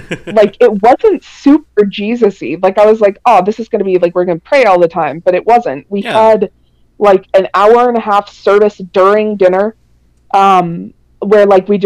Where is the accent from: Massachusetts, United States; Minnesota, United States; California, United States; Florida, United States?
Minnesota, United States; I'm from Minnesota, and we have just a ton of natural forest area.